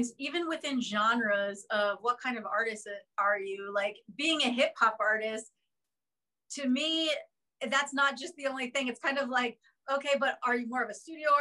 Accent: Philadelphia, Pennsylvania, United States; I'm from Philadelphia

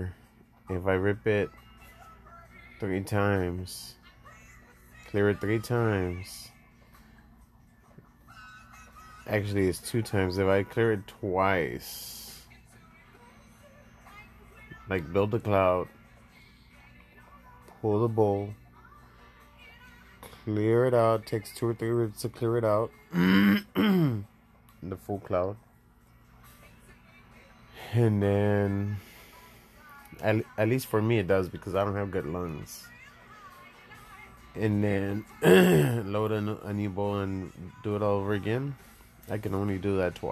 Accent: Laredo, Texas, United States; also born or lived in San Antonio, Texas; I'm from Laredo, Texas. I'm Mexican

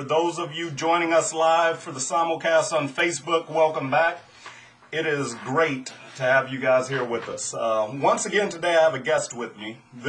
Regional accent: Louisiana, United States; but I was born and raised in South Louisiana. Now, to most people, I have no accent.

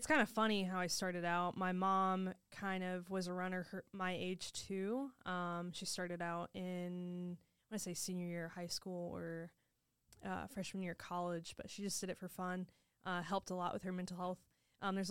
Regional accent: Indianapolis, Indiana, United States; I'm from Indianapolis

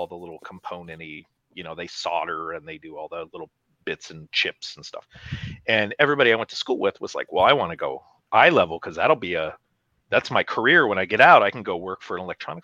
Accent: Pacific Northwest, United States; I grew up in the Pacific Northwest

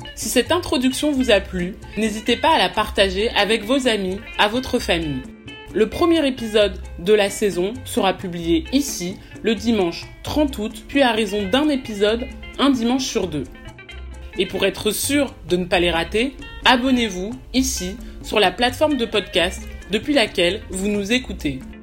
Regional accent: France; j'ai grandi en France, mais toute ma famille est originaire du Congo-Brazzaville

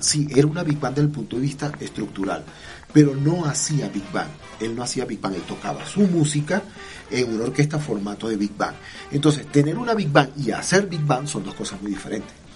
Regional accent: Barquisimeto, Lara, Venezuela; moved away; also born or lived in Boyacá, Colombia; de mi Barquisimeto, de mi pueblo

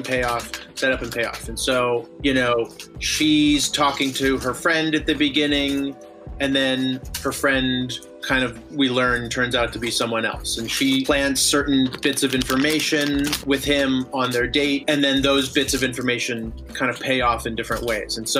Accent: Vancouver, British Columbia, Canada; moved away as an adult; also born or lived in United States; now in Los Angeles, United States; I grew up in Vancouver, Canada, even though I was born in the States

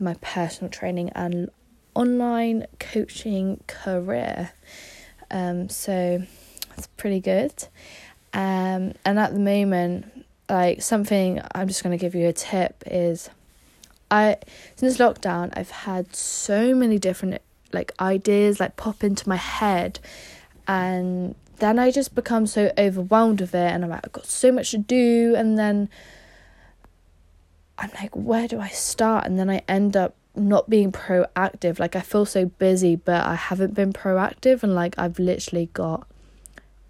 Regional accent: Somerset, South West England, United Kingdom; I am from Somerset. I've been here my whole life

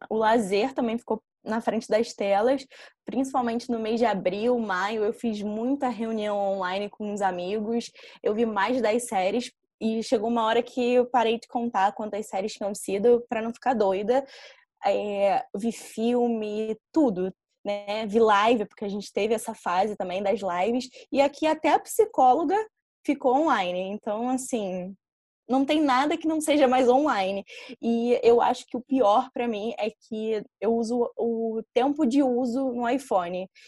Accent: Rio de Janeiro, Brazil; eu tenho 23 anos e eu sempre fui criada na Tijuca, também na zona norte do Rio.

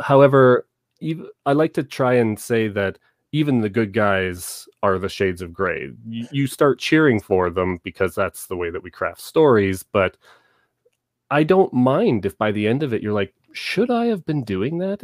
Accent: Southern Ontario, Canada; now in Calgary, Canada; I was born and raised in Southern Ontario

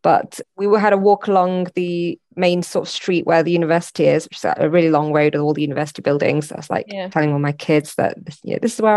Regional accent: Manchester, North West England, United Kingdom; moved away; originally I'm from Manchester. I've been back. Obviously, we go back to see family and so on.

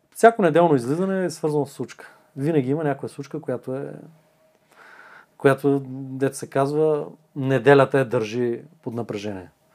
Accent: Bulgaria; съм българин

